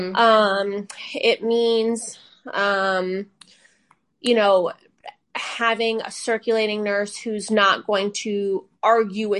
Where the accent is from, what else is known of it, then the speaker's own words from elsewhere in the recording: Northeast, United States; moved away; I grew up in the Northeast where people are very in your face.